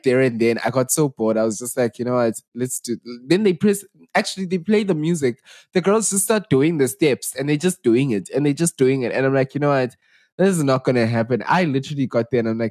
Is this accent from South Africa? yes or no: yes; South Africa; we are the real Makoi South Africans.